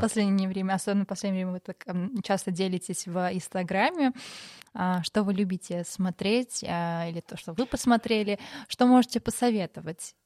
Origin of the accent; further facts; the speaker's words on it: Maralik, Shirak, Armenia; я сама из Моралика